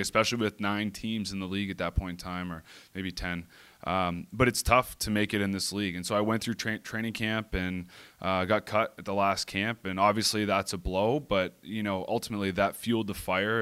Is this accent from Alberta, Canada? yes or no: no; Whitby, Ontario, Canada; moved away as an adult; also born or lived in Toronto; now in San Diego, United States; I grew up in Toronto, Ontario, a little town called Whippy